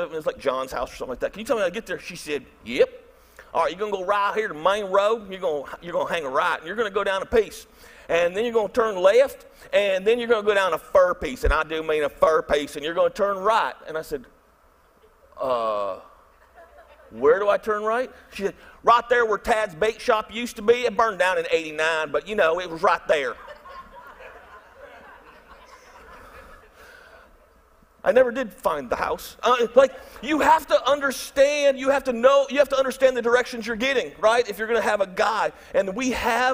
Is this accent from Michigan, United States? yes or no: yes; Michigan, United States; moved away as an adult; also born or lived in Tennessee / Birmingham, Alabama; I'm from Michigan